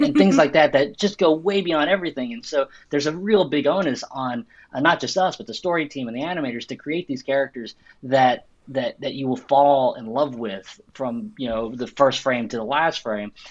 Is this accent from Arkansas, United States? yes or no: yes; Arkansas, United States; I grew up in Arkansas